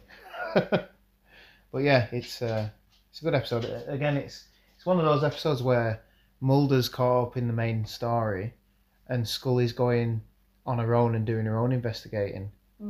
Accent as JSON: {"language": "English", "country": "United Kingdom", "said": "we are British."}